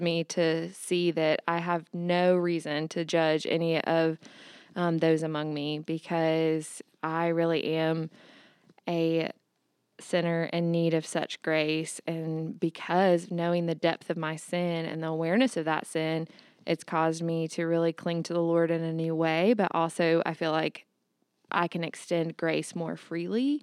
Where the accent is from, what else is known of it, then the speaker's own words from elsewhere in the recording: Augusta, United States; am from Augusta